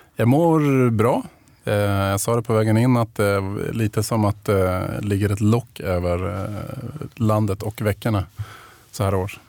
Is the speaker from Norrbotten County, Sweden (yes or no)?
yes; Piteå, Norrbotten County, Sweden; jag är uppvuxen i Pite största delen av min, min uppväxt.